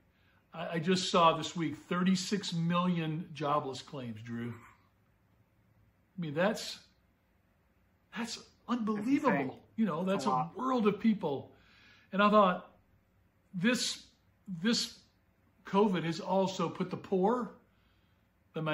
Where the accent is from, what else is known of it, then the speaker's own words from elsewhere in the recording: Memphis, Tennessee, United States; growing up in Memphis